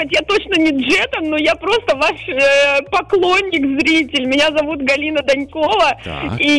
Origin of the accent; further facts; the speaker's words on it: Zarafshan, Navoiy Region, Uzbekistan; now in Sochi, Russia; Мы жили, коренные жители города Заравшана, переехали жить в город Сочи